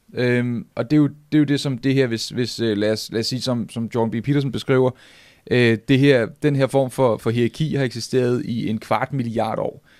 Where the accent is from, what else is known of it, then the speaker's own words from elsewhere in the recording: Nivå, Capital Region of Denmark, Denmark; jeg kommer fra Niveau, og jeg er øh, 12 år